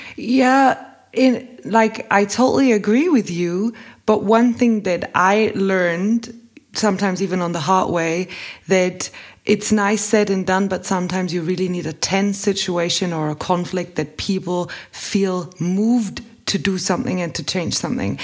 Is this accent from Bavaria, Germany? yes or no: yes; Bavaria, Germany; I grew up in Bavaria